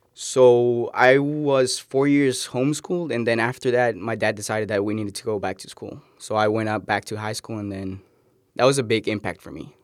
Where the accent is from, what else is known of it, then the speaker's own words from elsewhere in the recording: Cali, Valle del Cauca, Colombia; now in United States; I'm from Colombia, Cali, Colombian.